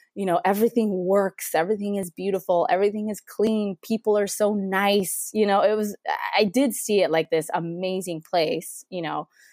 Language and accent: English; Mexico City, Mexico; moved away as an adult; now in United States; So, yeah, so I grew up in Mexico City, born and raised, went to school there, um, went to college there